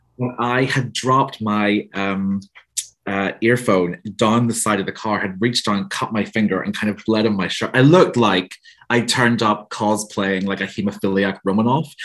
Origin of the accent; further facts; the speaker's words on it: Northern Ireland, United Kingdom; you can tell from my accent. I'm from Northern Ireland